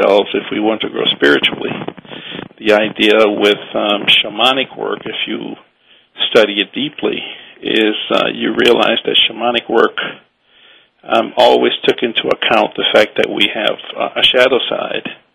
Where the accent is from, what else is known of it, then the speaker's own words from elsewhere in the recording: New Orleans, Louisiana, United States; also born or lived in Austin, Texas; now in Hawaii, United States; I was born and raised in New Orleans